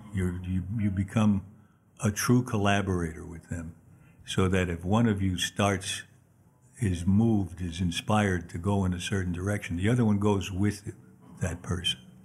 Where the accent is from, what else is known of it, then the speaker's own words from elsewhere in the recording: New York City, New York, United States; I was born in Manhattan on thirty-third Street and thir, actually thirty-second and Third Avenue.